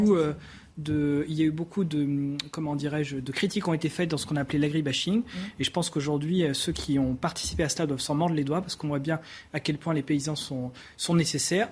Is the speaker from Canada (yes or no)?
no; Brittany, France; surtout dans le Morbihan, là d'où je viens